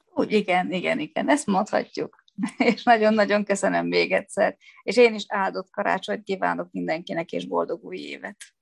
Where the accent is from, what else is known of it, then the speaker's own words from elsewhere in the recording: Szolnok, Jász-Nagykun-Szolnok, Hungary; moved away; Gyerekkori barátnőm alakult úgy az életünk, hogy mi Szolnokról elkerültünk, de mégis nagyon közel lakunk egymáshoz